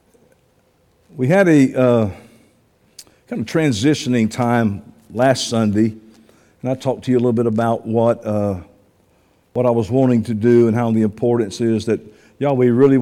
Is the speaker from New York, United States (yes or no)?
no; Georgia, United States; I was born in Georgia